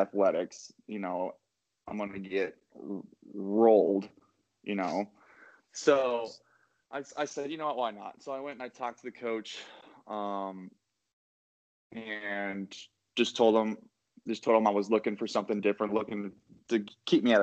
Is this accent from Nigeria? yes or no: no; Oakland, Nebraska, United States; now in Arnold, United States; I am originally from Oakland, Nebraska. I went to high school at Oakland Craig and Tecamer Herman. My first couple of years, I went to Tecamer Herman. Second half, I went back to my hometown in Oakland.